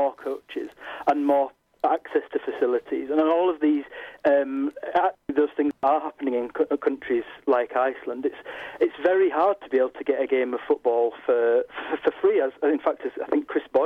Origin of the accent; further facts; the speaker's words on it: Yorkshire and the Humber, United Kingdom; I was born in North Yorkshire